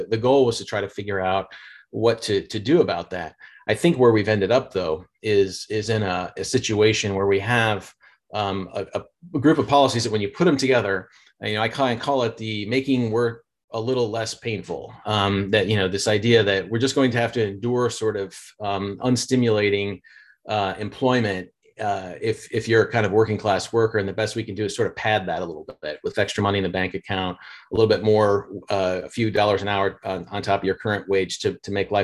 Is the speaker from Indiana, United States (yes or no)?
yes; Indiana, United States; moved away; where I grew up in Indiana